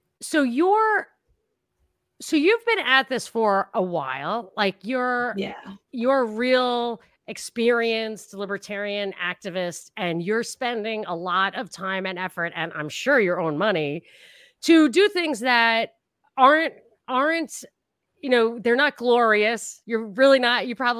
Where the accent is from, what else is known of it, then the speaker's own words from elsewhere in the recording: Brooklyn, New York, United States; So, you know, I'm from Brooklyn.